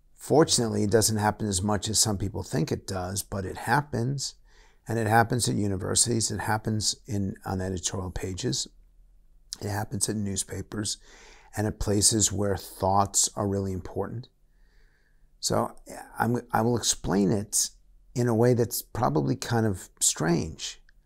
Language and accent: English; United States; also born or lived in United Kingdom; I'm an American and I'm proud to be American